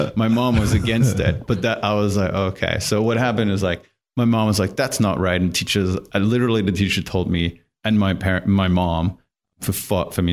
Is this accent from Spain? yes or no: no; Germany; English is a second language; moved away; I grew up in Germany in a tiny little village, like two thousand people